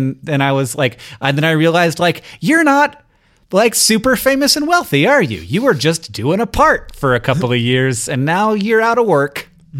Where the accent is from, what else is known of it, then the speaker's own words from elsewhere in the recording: Missoula, Montana, United States; I'm from Missoula, Montana, small town.